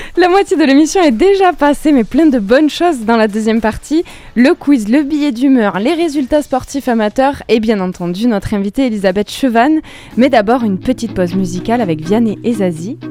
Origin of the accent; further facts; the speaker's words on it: France; chez nous en France